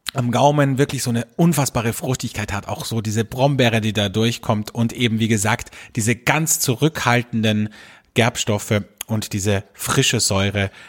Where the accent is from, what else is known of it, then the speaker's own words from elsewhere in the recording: Austria; bei uns in Österreich